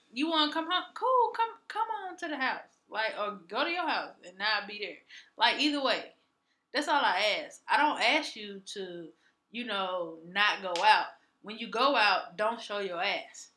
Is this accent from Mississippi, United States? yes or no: yes; Mississippi, United States; growing up in Mississippi